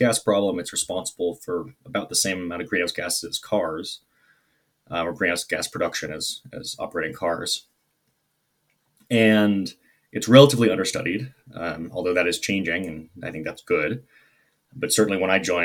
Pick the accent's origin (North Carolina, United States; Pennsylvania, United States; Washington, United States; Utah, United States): Washington, United States; Seattle; moved away; also born or lived in Maine; I am from Seattle, which is close to Portland, Oregon, and I have lived in Maine